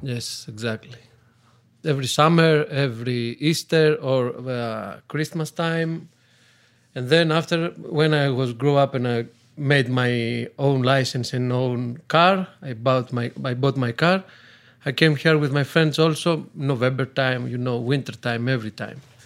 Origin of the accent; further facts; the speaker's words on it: Athens, Attica, Greece; English is a second language; moved away as an adult; now in Tristeno, Greece; I grew up and born in Athens